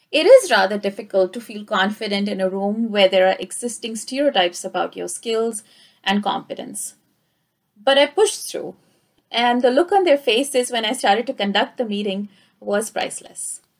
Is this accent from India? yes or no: yes; India; moved away as an adult; now in Canada; I got a similar feeling when I immigrated from India to Canada 10 years ago.